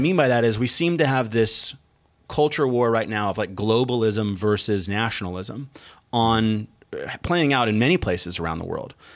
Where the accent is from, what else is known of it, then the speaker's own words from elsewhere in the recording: United States; we, as an American tribe of a tribe of immigrants from all over